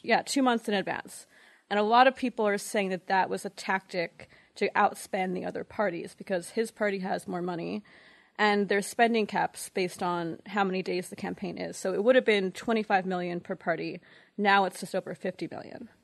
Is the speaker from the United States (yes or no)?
yes; New York, United States; moved away; also born or lived in Montreal, Canada / Toronto, Canada